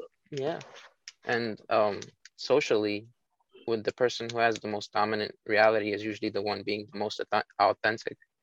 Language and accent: English; New York City, New York, United States